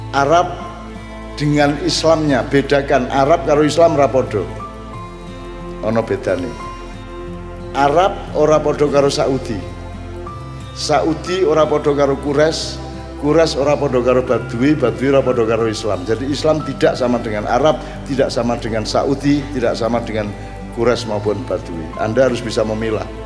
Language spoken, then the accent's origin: Indonesian; Java, Indonesia; Jadi teman-teman sekalian tolong Jawa tetap menjadi dasarnya karena kita orang Jawa.